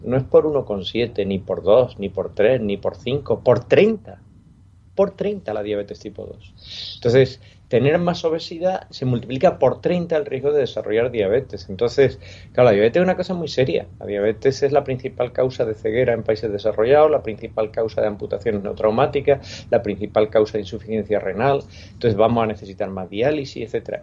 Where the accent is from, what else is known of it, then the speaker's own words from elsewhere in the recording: Spain; especialmente en nuestro país